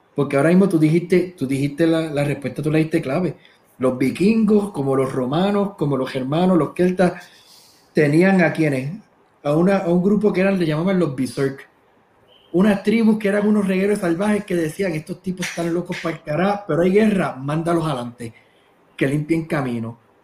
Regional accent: Puerto Rico; now in United States; somos boricua

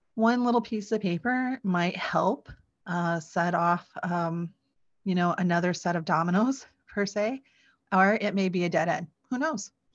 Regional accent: Sioux City, Iowa, United States; I was born in Iowa. I was born in Sioux City, Iowa

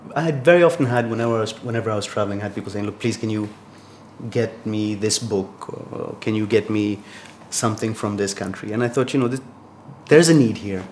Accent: Tanzania; moved away as an adult; also born or lived in Boston, United States / Arkansas, United States / Switzerland; now in Morocco; I grew up in Tanzania, sort of east coast of, uh, of Africa.

